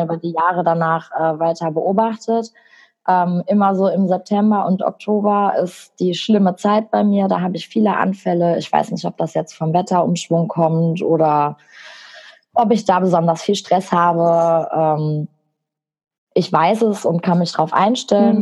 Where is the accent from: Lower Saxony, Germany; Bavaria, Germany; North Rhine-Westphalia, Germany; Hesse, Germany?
North Rhine-Westphalia, Germany; Bochum; ich bin 25, ich komme aus Bochum